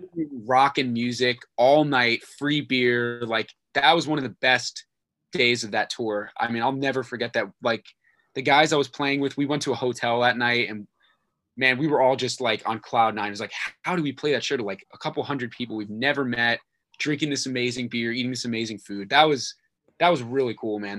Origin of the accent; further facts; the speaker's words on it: Virginia, United States; moved away as an adult; was in Virginia, my hometown